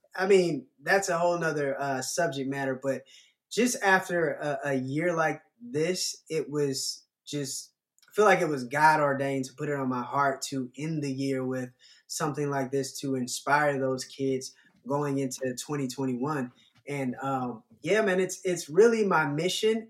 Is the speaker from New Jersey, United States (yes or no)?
no; Atlanta, Georgia, United States; growing up in Atlanta